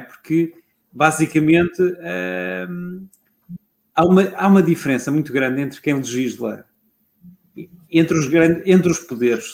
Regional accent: Lisbon, Portugal; eu sou toda a vida da, da zona histórica de Lisboa. Já o meu bisavô era, já o avô do meu bisavô era da zona histórica de Lisboa. Uhum. Portanto, eu sou lisboeta, quando se fala em alfacinha, sou eu

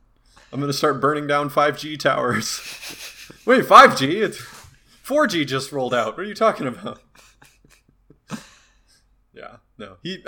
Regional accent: Turkey; I'm from Turkey, and yeah, people have to do that in Turkey, and let me tell you, it's not great.

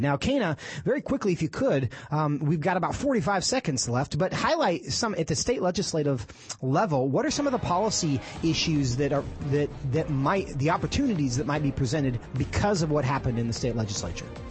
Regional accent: Texas, United States; in my home state of Texas

